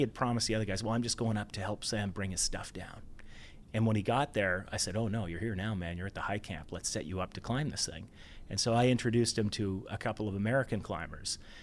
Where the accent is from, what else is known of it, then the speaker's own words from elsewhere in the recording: Ontario, Canada; also born or lived in Banff; now in Vancouver, Canada; I grew up in Ontario